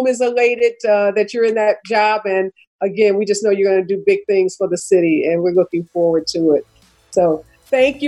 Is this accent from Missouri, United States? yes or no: yes; St. Louis, Missouri, United States; growing up in St. Louis